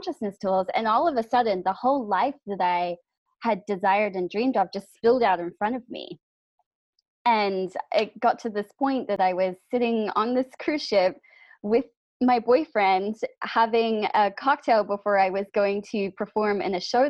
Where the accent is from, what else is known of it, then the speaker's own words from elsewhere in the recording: New Zealand; So I'm from New Zealand